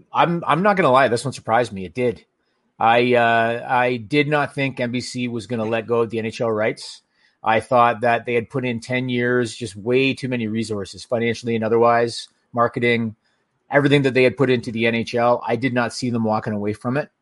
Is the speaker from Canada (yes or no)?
yes; Canada; as a Canadian hockey fan